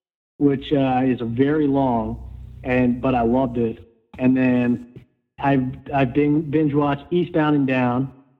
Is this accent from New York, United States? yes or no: yes; New York, United States; So growing up in New York, didn't really watch much hockey until post-college